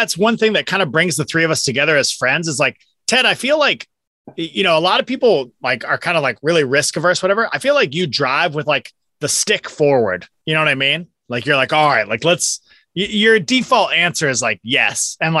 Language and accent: English; the Northwest, Pacific Northwest, United States; moved away as an adult; also born or lived in Eastside, Seattle area / Fremont, Seattle; now in Texas, United States; growing up in the Northwest